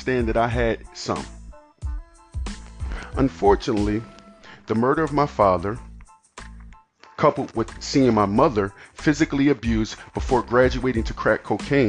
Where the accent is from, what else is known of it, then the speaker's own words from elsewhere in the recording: United States; I'm an American kid